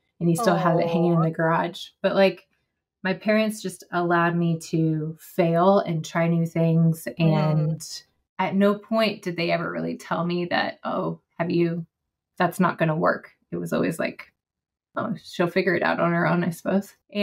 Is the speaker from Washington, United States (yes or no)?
yes; West Coast, near Mount Rainier, Washington, United States; moved away as an adult; now in North Carolina, United States; I grew up on the West Coast in the shadow of Mount Rainier